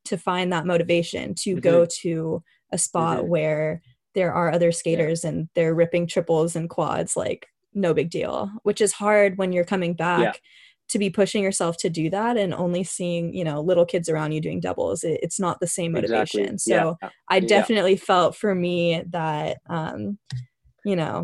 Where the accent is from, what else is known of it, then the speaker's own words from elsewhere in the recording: San Jose, California, United States; growing up in San Jose